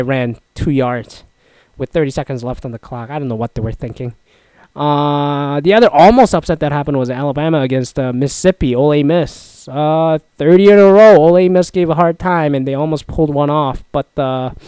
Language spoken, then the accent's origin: English; Toronto, Ontario, Canada; now in Seattle, United States; I'm from Toronto